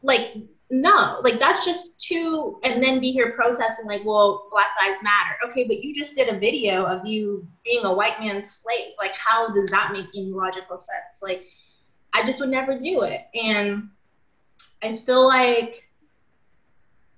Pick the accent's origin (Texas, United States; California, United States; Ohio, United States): California, United States; Los Angeles; accent: Valley; now in Bay Area, United States; I'm from the Valley of LA. Before I moved up to the Bay Area, I talked so Valley. I still kind of do.